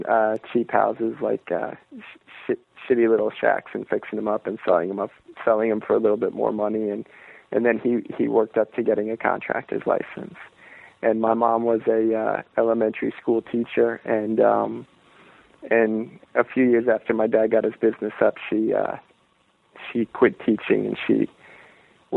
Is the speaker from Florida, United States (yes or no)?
yes; Merritt Island, Florida, United States; moved away; I'm originally from Florida. I'm from this strange little town on the east coast of Florida called Merritt Island